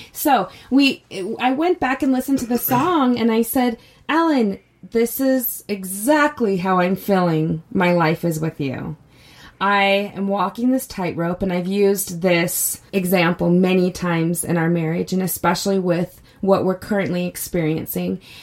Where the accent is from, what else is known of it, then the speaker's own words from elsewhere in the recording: Utah, United States; I grew up here in Utah